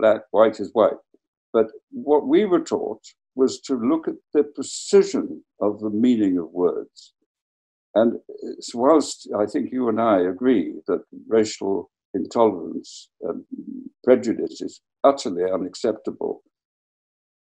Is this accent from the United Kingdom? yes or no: yes; Wales, United Kingdom; my home country, Wales